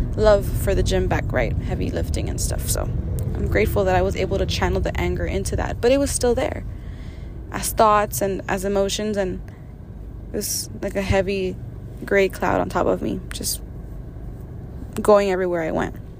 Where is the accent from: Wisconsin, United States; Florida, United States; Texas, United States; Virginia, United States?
Texas, United States; Brownsville; also born or lived in San Antonio, Texas; moved back down to my hometown after three years to Brownsville